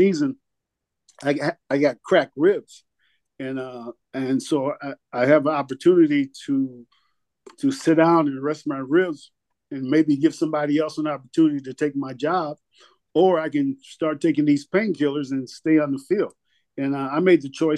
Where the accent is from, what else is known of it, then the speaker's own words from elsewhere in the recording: Penn Yan, New York, United States; moved away; my hometown in Pinyan, which is like a 6-hour drive. From New England, from Boston